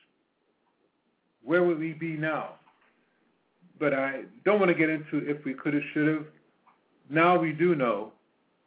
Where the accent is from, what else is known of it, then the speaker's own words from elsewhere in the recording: New York City, New York, United States; also born or lived in Petersburg, Virginia; I grew up in Harlem. I was born in Virginia, Petersburg, Virginia, but grew up in Harlem